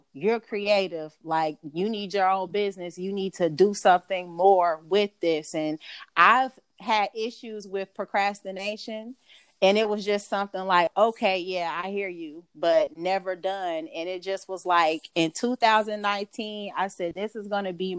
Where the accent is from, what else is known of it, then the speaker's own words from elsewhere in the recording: Gwinnett County, Georgia, United States; I am from Georgia. Gwinnett County, Georgia, to be exact.